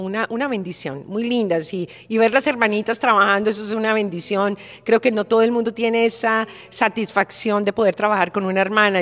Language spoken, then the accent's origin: Spanish; Bogotá, Colombia; now in Florida, United States; como en mi tierra, como en Bogotá, que estamos rodeados de montañas